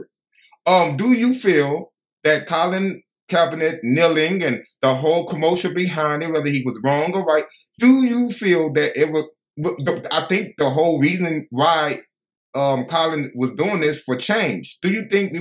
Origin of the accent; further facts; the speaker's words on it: Chicago, Illinois, United States; I'm from Chicago.